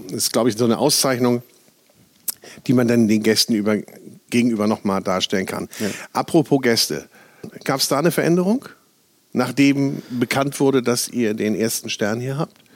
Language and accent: German; Bavaria, Germany; Ja, ich komme aus dem Chiemgau, ah, aufgewachsen.